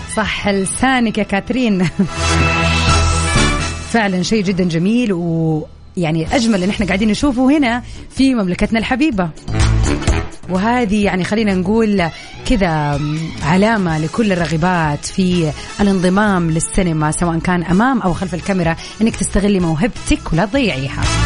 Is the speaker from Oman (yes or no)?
no; Saudi Arabia; احنا كشعب سعودي